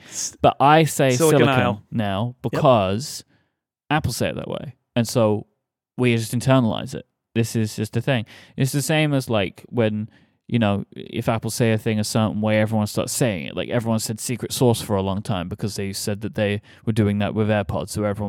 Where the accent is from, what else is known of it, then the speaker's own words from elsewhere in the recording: South West England, United Kingdom; Howdy, y'all. I'm from Somerset.